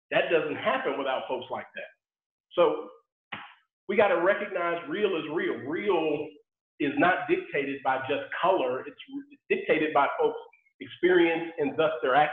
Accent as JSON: {"language": "English", "town": "Sugar Land", "region": "Texas", "country": "United States", "tie": "born or raised there", "said": "growing up in Sugar Land, Texas"}